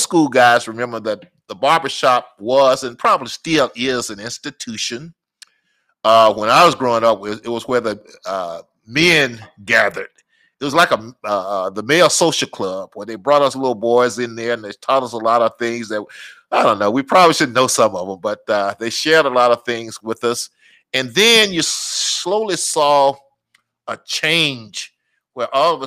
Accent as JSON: {"language": "English", "town": "Natchez", "region": "Mississippi", "country": "United States", "tie": "born or raised there", "moved": "yes", "lives_now": "Minneapolis, United States", "said": "I'm from Natchez, Mississippi"}